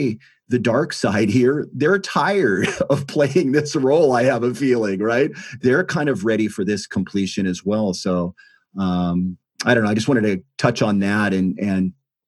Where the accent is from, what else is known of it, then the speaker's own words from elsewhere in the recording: United States; I'm American, so here in the States